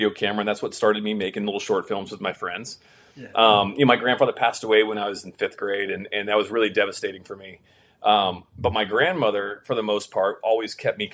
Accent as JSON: {"language": "English", "region": "Florida", "country": "United States", "tie": "born or raised there", "also_born_or_lived": "California", "moved": "as an adult", "lives_now": "Los Angeles, United States", "said": "born in California, grew up in Florida"}